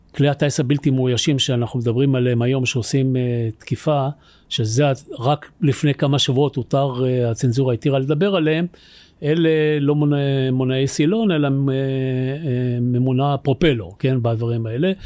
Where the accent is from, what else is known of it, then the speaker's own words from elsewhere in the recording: Tel Aviv, Tel Aviv District, Israel; אני גדלתי כילד בתל אביב